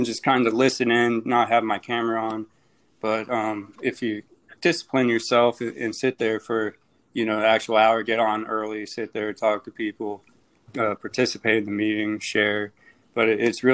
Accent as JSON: {"language": "English", "town": "Phoenix", "region": "Arizona", "country": "United States", "moved": "as an adult", "lives_now": "Jacksonville, United States", "said": "I'm from Phoenix, Arizona."}